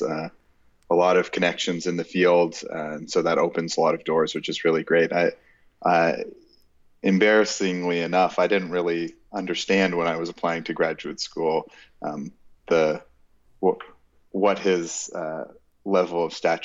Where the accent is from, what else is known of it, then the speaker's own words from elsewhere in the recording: Toronto, Ontario, Canada; also born or lived in Kingston, Ontario; So I grew up in Toronto and went to university at Queen's University in Kingston, Ontario.